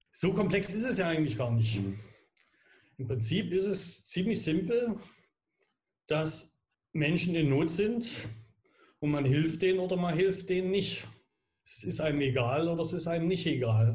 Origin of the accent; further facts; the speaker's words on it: Dresden, Saxony, Germany; wir Grad als Dresdner